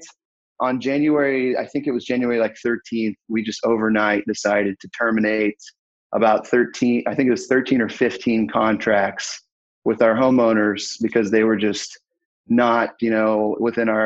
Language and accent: English; Fayetteville, Arkansas, United States; I'm from Fayetteville, Arkansas.